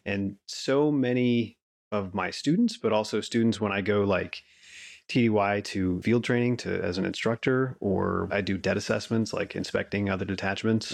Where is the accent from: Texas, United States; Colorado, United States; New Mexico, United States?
Colorado, United States; Colorado Springs; also born or lived in Wyoming; I grew up in Colorado. I'm a, a mountain kid at heart